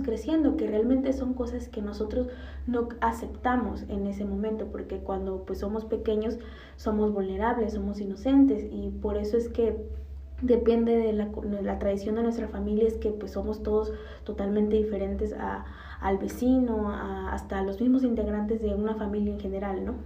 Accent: Mexico; decimos como cultura mexicana

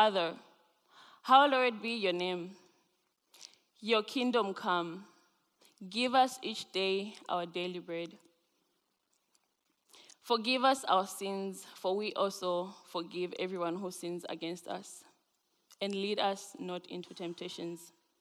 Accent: Zambia; now in Grand Rapids, United States; I am originally from Zambia.

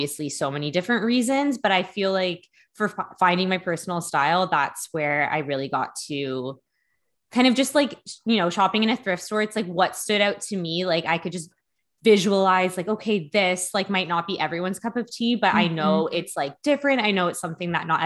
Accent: Hamilton, Ontario, Canada; where I grew up in Hamilton

